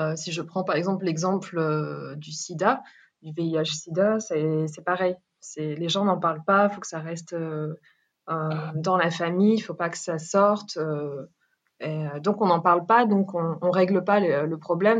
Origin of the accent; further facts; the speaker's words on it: France; moved away as an adult; now in Ethiopia; Je suis née et grandie en France. Euh, et après mes études, j'ai décidé de partir en Éthiopie